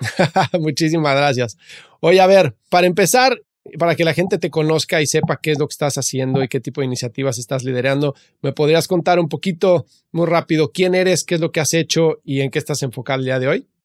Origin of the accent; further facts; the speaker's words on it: Mexico; also born or lived in United States; yo que soy mexicano